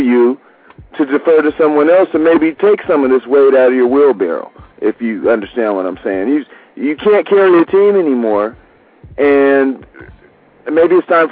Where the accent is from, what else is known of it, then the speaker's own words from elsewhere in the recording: New York, United States; we are from New York